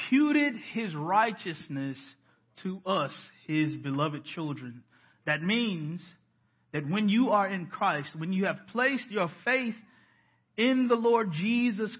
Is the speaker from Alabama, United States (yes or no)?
yes; Decatur, Alabama, United States; moved away; my hometown of Decatur, Alabama